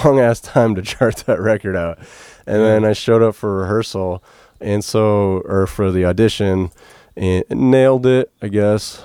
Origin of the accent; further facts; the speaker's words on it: Ashtabula, Ohio, United States; I grew up in Ashtabula, Ohio. It's uh, outside Cleveland, up on Lake Erie